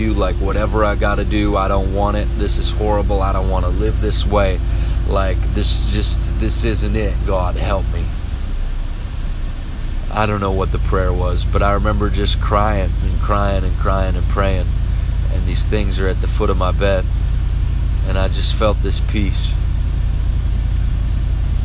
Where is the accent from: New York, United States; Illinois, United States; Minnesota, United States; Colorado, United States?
Minnesota, United States; Pillager; also born or lived in Osakis, Minnesota; I moved from Pillager, Minnesota to Osakis, Minnesota. This is the beginning of the 11th grade